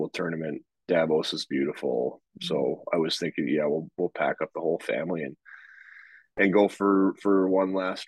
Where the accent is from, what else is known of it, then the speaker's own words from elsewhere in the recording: Canada; moved away; I grew up in Canada